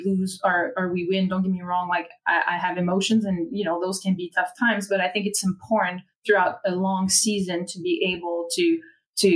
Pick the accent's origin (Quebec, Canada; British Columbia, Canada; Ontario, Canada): Quebec, Canada; accent: French Canadian; English is a second language; now in Philadelphia, United States; everyone knows I am French Canadian because they hear it as soon as I start speaking.